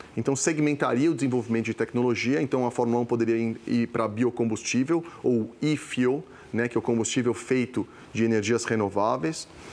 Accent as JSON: {"language": "Portuguese", "country": "Brazil", "tie": "born or raised there", "said": "nasci no Brasil, cresci no Brasil, minha família, origem italiana, migrou para cá pós-segunda guerra"}